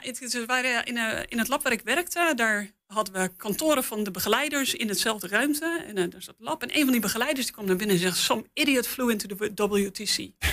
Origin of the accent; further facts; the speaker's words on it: Netherlands; als Nederlander met, met meerdere talen in ons pakket